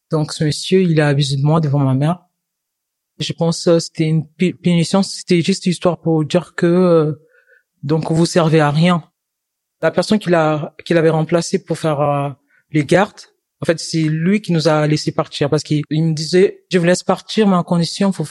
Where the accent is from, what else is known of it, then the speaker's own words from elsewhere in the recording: DR Congo; now in France; Je viens de la République démocratique du Congo. Chez moi, j'étais étudiante en sciences informatiques